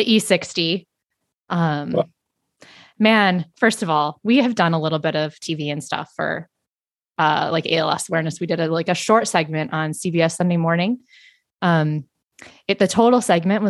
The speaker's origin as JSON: {"language": "English", "region": "South Dakota", "country": "United States", "tie": "born or raised there", "moved": "yes", "said": "the town that I grew up in South Dakota, which is 900 people"}